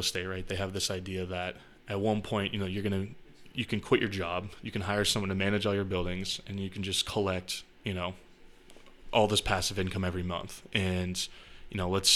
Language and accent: English; Chester, New Hampshire, United States; also born or lived in Massachusetts; I grew up in Chester, New Hampshire, just some small town